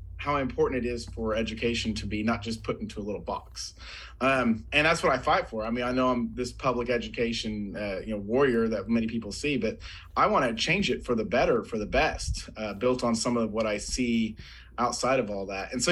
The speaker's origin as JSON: {"language": "English", "region": "Oklahoma", "country": "United States", "tie": "born or raised there", "also_born_or_lived": "Colorado", "said": "So I am a lifelong Oklahoman. I mean, I've lived in other places, but I was born and raised here in Oklahoma."}